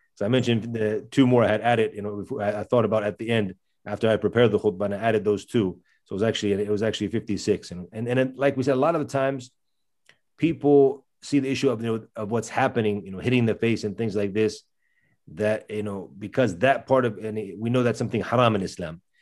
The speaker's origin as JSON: {"language": "English", "country": "United States", "tie": "born or raised there", "accent": "American", "said": "my accent obviously is American, 'cause that's where I grew up."}